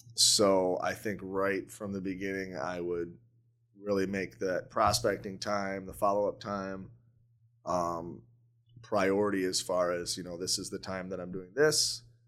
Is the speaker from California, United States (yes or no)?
no; Newaygo, Michigan, United States; now in Grand Rapids, United States; I grew up north of Grand Rapids in a little town called Nuevo